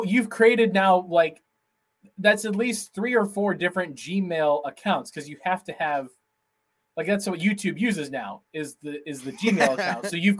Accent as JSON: {"language": "English", "area": "near Cincinnati", "region": "Ohio", "country": "United States", "tie": "born or raised there", "moved": "yes", "said": "I grew up near Cincinnati."}